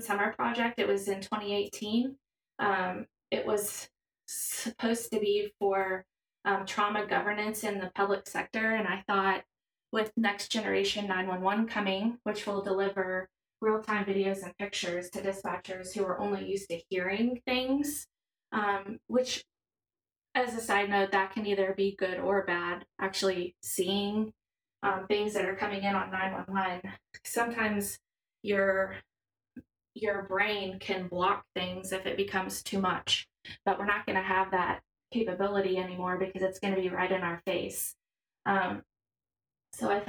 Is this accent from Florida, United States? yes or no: no; Belton, Missouri, United States; I was born and raised in Belton, Missouri